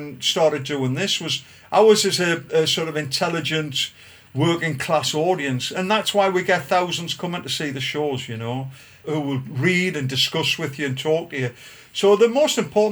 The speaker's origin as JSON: {"language": "English", "town": "Gosforth", "region": "North East England", "country": "United Kingdom", "tie": "born or raised there", "said": "I was brought up in Gosforth on the Grange estate."}